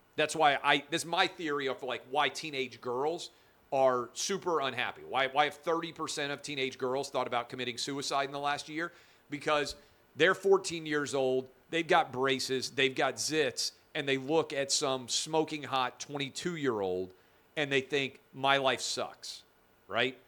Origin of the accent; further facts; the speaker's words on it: the South, United States; I'm from the South. I grew up an S E C fan.